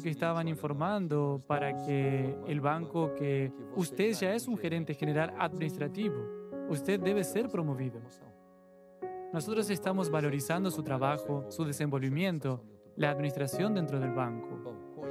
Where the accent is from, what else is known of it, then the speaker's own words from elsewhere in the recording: Ubatuba, São Paulo, Brazil; Hoy trabajo al lado de mi ciudad porque soy de Ubatuba